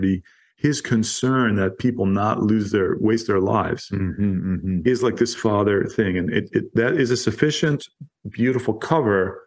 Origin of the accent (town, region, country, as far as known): United States